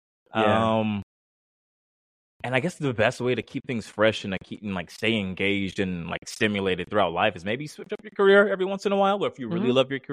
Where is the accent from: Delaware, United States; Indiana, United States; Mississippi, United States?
Mississippi, United States; moved away; also born or lived in Germany / Italy; I'm from Mississippi.